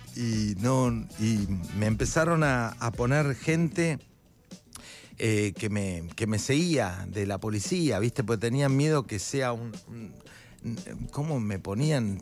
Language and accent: Spanish; Buenos Aires, Argentina; Yo soy de Parque Patricio